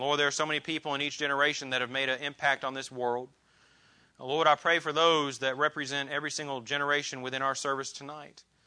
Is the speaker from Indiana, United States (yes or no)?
yes; Columbus, Indiana, United States; the different people that I grew up with in Columbus, Indiana